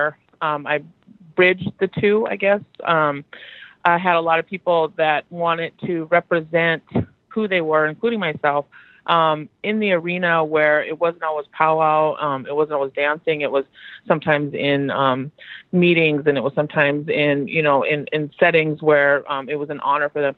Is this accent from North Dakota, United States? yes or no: yes; Fort Berthold Indian Reservation, North Dakota, United States; I hail from the Fort Berthold Indian Reservation, which is home to the Mandan, Hidatsa, Arikara people.